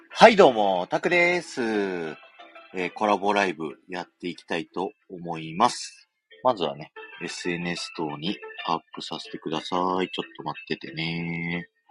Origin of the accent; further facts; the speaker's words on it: Nagoya, Aichi, Japan; moved away; also born or lived in Urayasu; 名古屋で成人式だったんで、実家帰っ